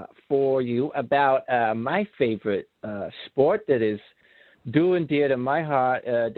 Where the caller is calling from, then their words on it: Chicago, Illinois, United States; And I'm calling from Chicago. Good old city of wind.